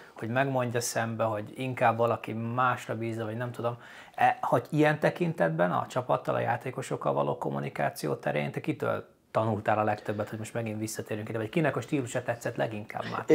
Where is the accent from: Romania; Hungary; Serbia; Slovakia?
Slovakia; Upper Hungary, Felvidék; felvidéki magyarként